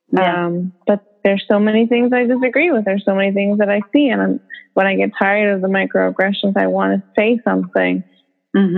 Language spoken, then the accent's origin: English; United States; an American woman